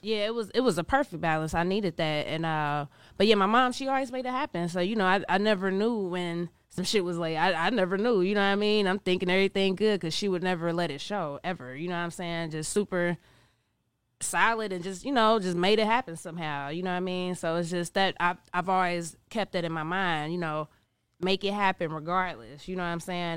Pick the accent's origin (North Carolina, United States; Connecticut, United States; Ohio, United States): Ohio, United States; Cincinnati; also born or lived in New York; I'm from Cincinnati, Ohio. Grew up in Cincinnati, Ohio